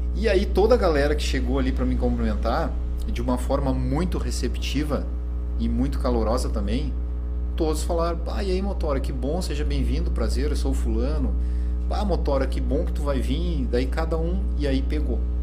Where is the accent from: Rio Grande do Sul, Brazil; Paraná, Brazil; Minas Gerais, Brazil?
Rio Grande do Sul, Brazil; Santana do Livramento; eu já nasci em Santana do Livramento